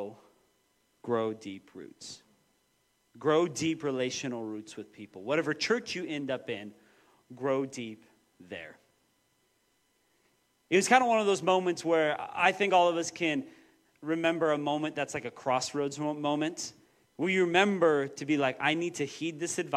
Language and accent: English; Moses Lake, Washington, United States; moved away as an adult; also born or lived in Portland; I grew up in Moses Lake and then went to Bible college for a few years.